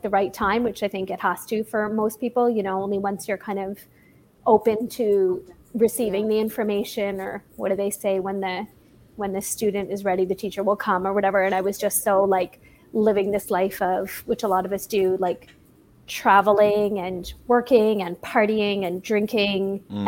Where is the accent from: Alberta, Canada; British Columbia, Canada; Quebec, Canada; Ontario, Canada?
Ontario, Canada; Toronto; Yeah, from Toronto.